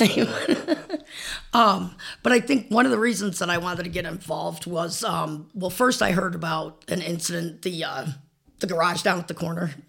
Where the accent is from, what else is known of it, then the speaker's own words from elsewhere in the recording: Old Forge, Pennsylvania, United States; moved away as an adult; I am from Old Forge. I graduated from, uh, Old Forge High School in nineteen eighty-eight